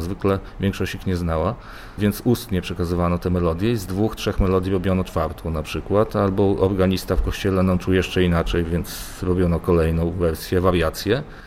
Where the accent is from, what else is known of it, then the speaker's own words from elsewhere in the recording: eastern Poland, Poland; moved away; na wschodzie Polski, skąd pochodzę.